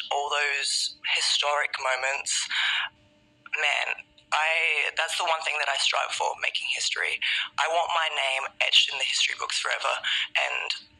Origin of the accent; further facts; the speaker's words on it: Adelaide, South Australia, Australia; moved away; Growing up in Adelaide, South Australia, I always got told that my dream of coming to the WWE would probably not happen.